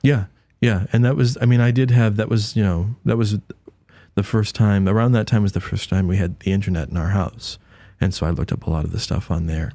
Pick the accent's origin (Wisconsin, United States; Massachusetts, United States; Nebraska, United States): Massachusetts, United States; Haverhill; born in Massachusetts, um, raised, uh, you know, a Presbyterian